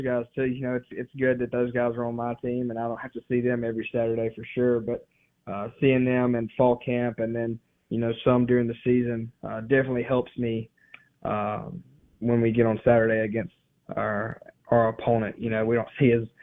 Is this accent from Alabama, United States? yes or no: no; Mississippi, United States; my home state, wanting to play for Mississippi State